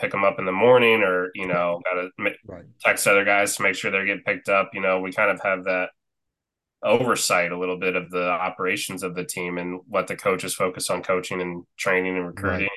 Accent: Marion, Indiana, United States; I grew up in Marion, Indiana, so about 30,000

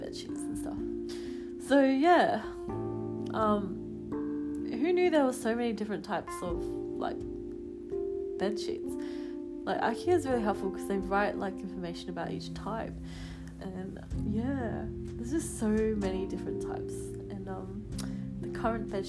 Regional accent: Adelaide, South Australia, Australia; now in Melbourne, Australia; I'm from Adelaide normally

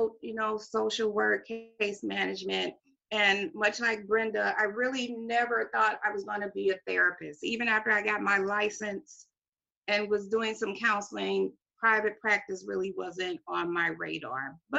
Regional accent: Kinloch, Missouri, United States; where I was raised. I'm from Kinloch. It's in St. Louis County. It's next to Ferguson.

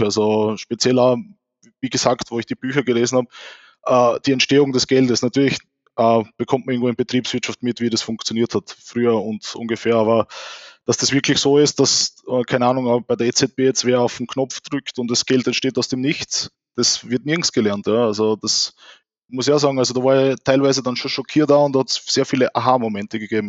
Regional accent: Austria; bei uns in Österreich

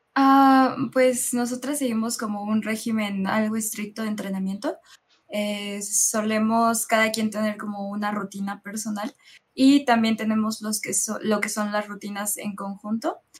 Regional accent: Mexico; yo soy la única chica del equipo que pertenece a México

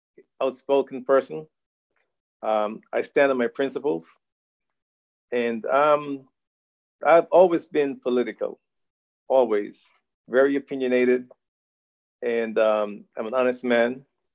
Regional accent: New York City, New York, United States; moved away as an adult; also born or lived in Caribbean; now in Dacula, United States; I actually grew up in the Bronx. I was born in the Caribbean, but I was raised in the United States. I'm here since I was 15 years old. Today, I'm 59.

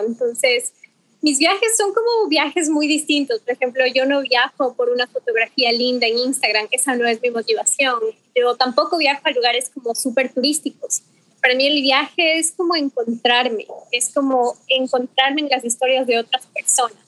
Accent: Ecuador; soy ecuatoriana

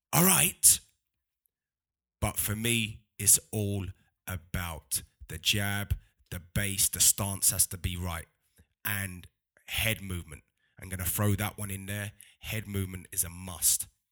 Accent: London, United Kingdom; I'm from London

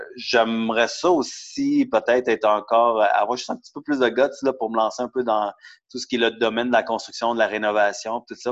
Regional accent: Montreal, Quebec, Canada; also born or lived in Laval; je suis techniquement né à Montréal, grandi un peu à Montréal et à Laval

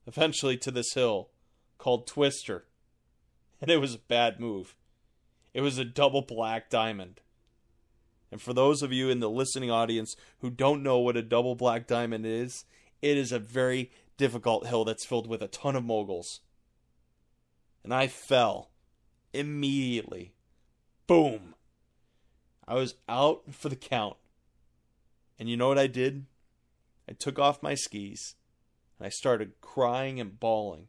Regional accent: Buffalo, New York, United States; I was born outside of Buffalo, New York

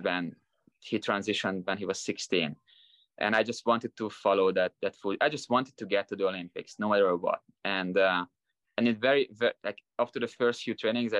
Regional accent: Hungary; moved away as an adult; now in Las Vegas, United States; I was a really good gymnast until I was 14, 15, national champions in Hungary

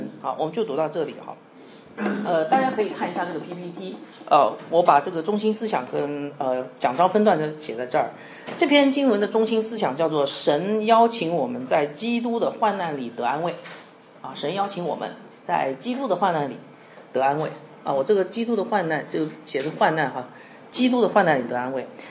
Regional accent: Shenzhen, Guangdong, China; now in Guangzhou, China; 那现在是我们这里是广州，就我们从我从深圳来哈，应该深圳非常的呃，就是贸易非常的发达

